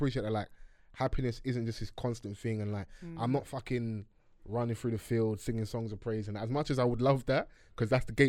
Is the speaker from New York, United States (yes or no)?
yes; New York, United States; I don't live in Miami.